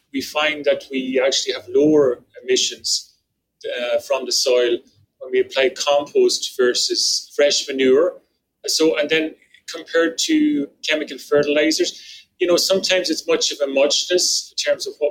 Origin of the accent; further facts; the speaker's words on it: Ireland; now in Canada; the farm I grew up in back in Ireland